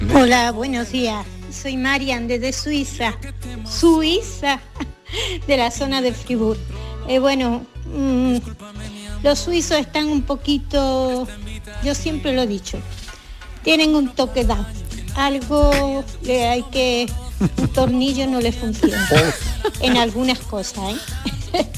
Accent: Andalusia, Spain; now in Fribourg, Switzerland; mi marido y yo somos andaluces

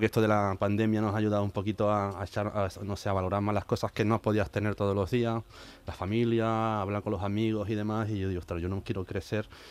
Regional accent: Seville, Andalusia, Spain; moved away; como sevillano

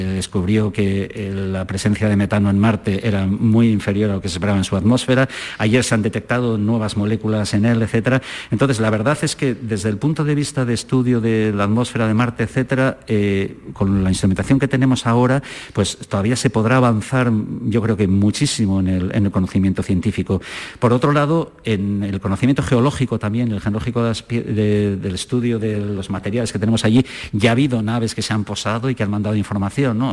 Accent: San Sebastián, Basque Country, Spain; moved away as an adult; also born or lived in Zaragoza / Germany; now in Granada, Spain; yo soy de San Sebastián, y estudié la carrera de físicas en Zaragoza

